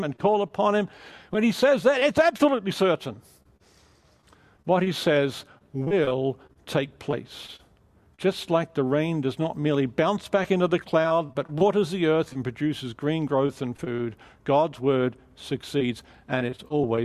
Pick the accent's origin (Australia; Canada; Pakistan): Australia; moved away as an adult; also born or lived in England / London; now in California, United States; I'm Australian